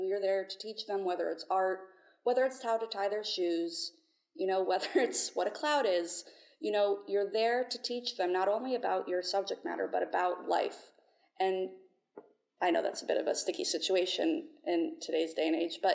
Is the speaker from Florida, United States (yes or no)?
yes; St. Augustine, Florida, United States; I'm from St. Augustine, Florida